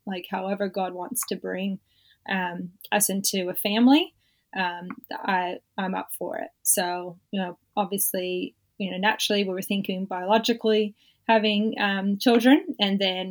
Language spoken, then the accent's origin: English; Southern California, United States; now in Australia; I was born in California, born and raised in Southern California